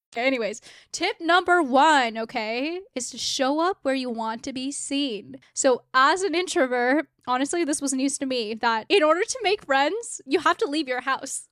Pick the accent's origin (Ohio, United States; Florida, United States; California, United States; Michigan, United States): California, United States; South Bay; moved away as an adult; now in Seattle, United States; I grew up in California, in South Bay, it's like the burbs